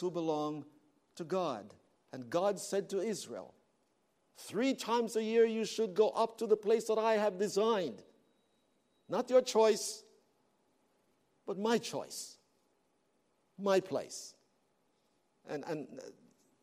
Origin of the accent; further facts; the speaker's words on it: Canada; moved away; I am from Canada and I am black